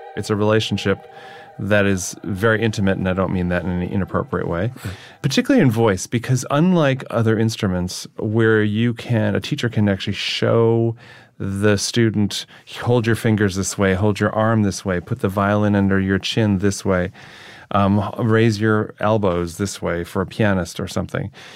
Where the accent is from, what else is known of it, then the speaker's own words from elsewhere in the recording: near Lake Michigan, Wisconsin, United States; moved away as an adult; now in New York, United States; They were trying to build a nuclear power plant near my home, my hometown.